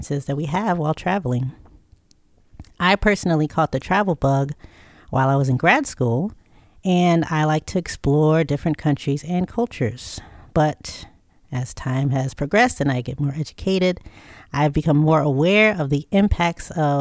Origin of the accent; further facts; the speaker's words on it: Chicago, Illinois, United States; I'm from Chicago